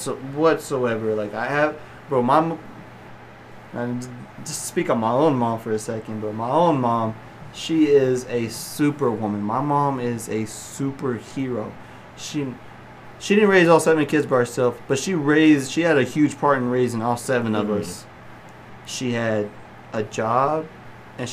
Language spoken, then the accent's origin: English; Slaton, Texas, United States; first language English; I grew up in Slayton, Texas